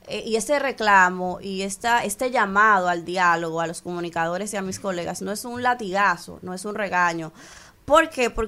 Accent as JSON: {"language": "Spanish", "country": "Dominican Republic", "said": "como mujer, como ciudadana dominicana que se despierta todas las mañanas"}